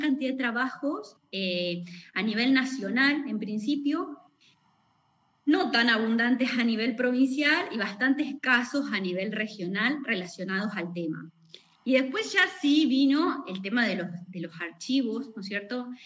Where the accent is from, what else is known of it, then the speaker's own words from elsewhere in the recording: Buchardo, Córdoba, Argentina; yo soy de Buchardo, nacida y criada en, en la localidad de Buchardo, bien al sur, sur, sur de Córdoba